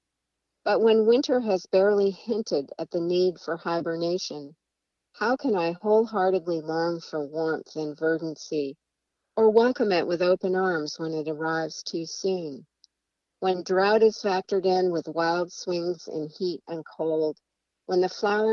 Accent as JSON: {"language": "English", "region": "Vermont", "country": "United States", "moved": "yes", "lives_now": "Washington, United States", "said": "I'm from Vermont where, you know, we have incredible fall foliage in Vermont"}